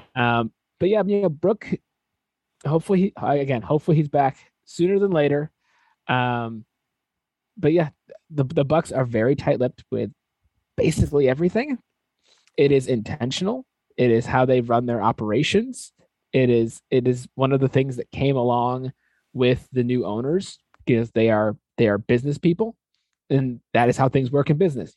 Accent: Connecticut, United States; I grew up in Connecticut, like big college basketball state

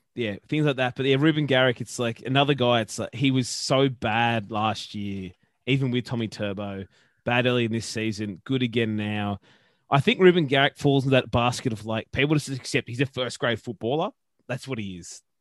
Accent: Brisbane, Queensland, Australia; I was literally born in Bris, Brisbane, in the city of Brisbane, in the city.

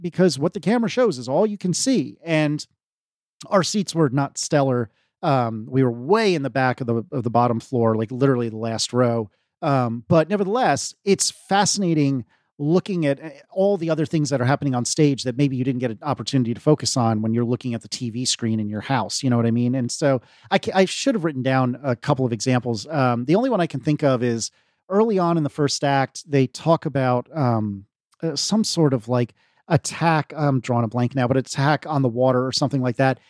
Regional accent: Virginia, United States

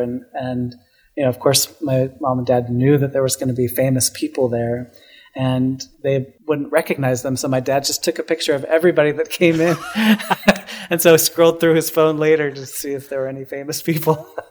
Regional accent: Salt Lake City, Utah, United States; also born or lived in Denver, Colorado; now in New York, United States; I was born in Denver, Colorado, but I grew up in Salt Lake City, so okay. uh, a suburb of Salt Lake City

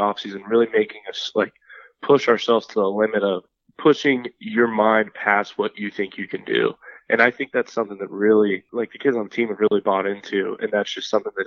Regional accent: Las Vegas, Nevada, United States; moved away as an adult; also born or lived in Fort Myers, Florida; I'm from Las Vegas, Nevada

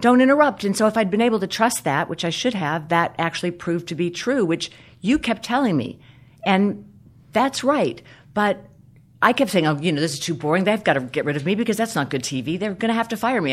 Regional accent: South Carolina, United States; when I was a young girl uh, in the South, I grew up in South Carolina

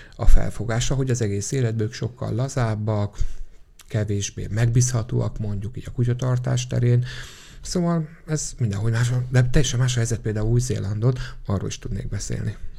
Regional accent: Székesfehérvár, Fejér, Hungary; Ugye én Székesfehérvári vagyok, de Pesten is rengeteget dolgozom

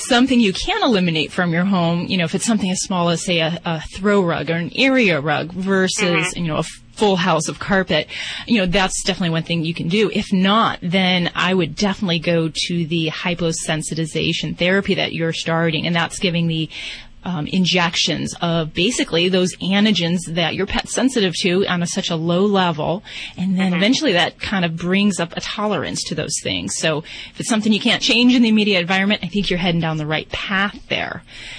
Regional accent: Indiana, United States; I'm from Indiana myself, so yeah, shout out.

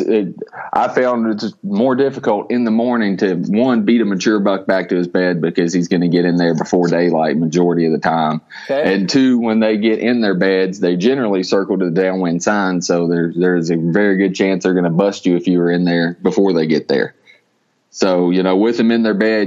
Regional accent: southern Indiana, United States; also born or lived in North Carolina; Originally, I'm from North Carolina, but I've been in southern Indiana for the majority of my life

